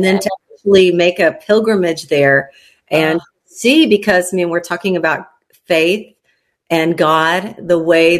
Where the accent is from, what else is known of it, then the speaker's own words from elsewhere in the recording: San Antonio, Texas, United States; also born or lived in Mexico; now in Nashville, United States; I was born in San Antonio, Texas, into a bicultural home.